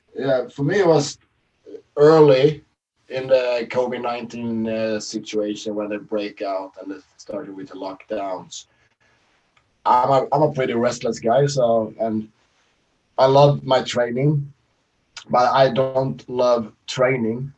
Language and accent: English; Sweden; now in Norway; I live uh, from my hometown in Sweden. I'm Swedish.